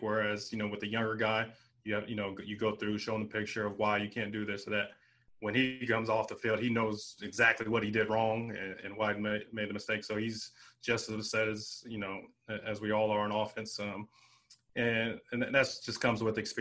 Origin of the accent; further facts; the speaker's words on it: San Diego, California, United States; me growing up in San Diego